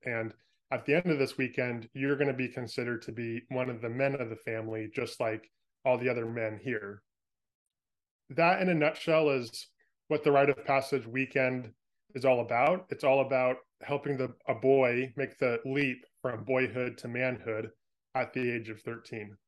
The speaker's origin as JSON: {"language": "English", "area": "San Francisco Bay Area", "region": "California", "country": "United States", "tie": "born or raised there", "moved": "as an adult", "lives_now": "Oregon, United States", "said": "I grew up in San Francisco Bay Area"}